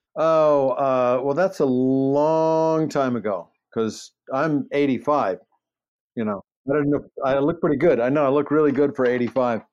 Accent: Baltimore, Maryland, United States; accent: Baltimore; moved away; also born or lived in Los Angeles; I grew up in Baltimore

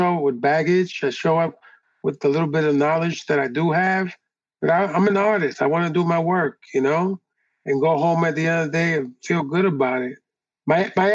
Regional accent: New York City, New York, United States; I grew up on the Lower East Side

